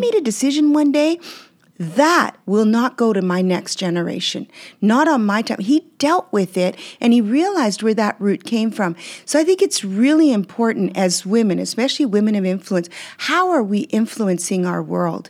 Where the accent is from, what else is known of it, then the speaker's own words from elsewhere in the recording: Canada; English is a second language; also born or lived in Belgium; when we moved to Canada from Belgium where I was born.